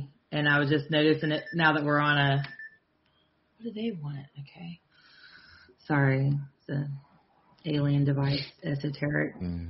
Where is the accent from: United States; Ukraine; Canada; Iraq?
United States; the South; now in Georgia, United States; I'm from the South.